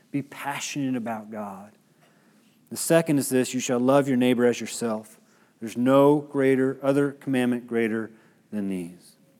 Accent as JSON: {"language": "English", "country": "United States"}